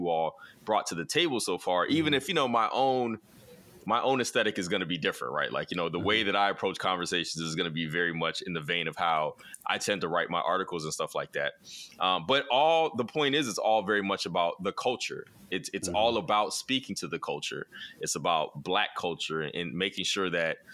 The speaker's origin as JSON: {"language": "English", "region": "the South", "country": "United States", "said": "I'm a Southerner"}